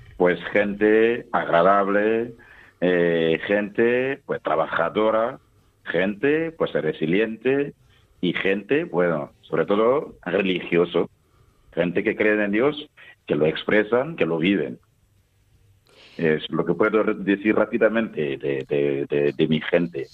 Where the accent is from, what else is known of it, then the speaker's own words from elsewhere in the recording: Toma, Boucle du Mouhoun, Burkina Faso; Spanish is a second language; moved away as an adult; now in Albacete, Spain; yo nací en Tomá. Tomá es una de las 45 provincias que, que tiene Burkina Faso.